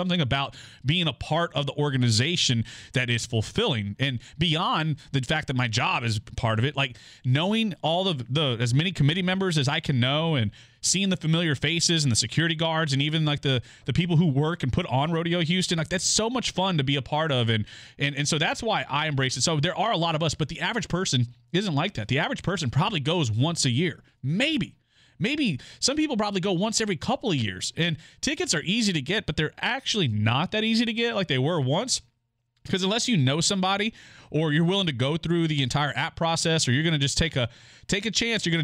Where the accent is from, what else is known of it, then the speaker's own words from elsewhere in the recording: Goliad, Texas, United States; my hometown of Goliad is kind of right in the thick of it right along the San Antonio River where that original border existed